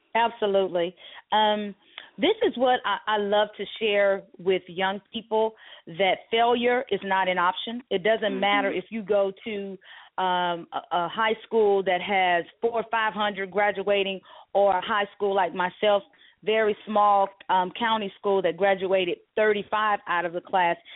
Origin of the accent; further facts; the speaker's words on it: Mississippi, United States; growing up in Mississippi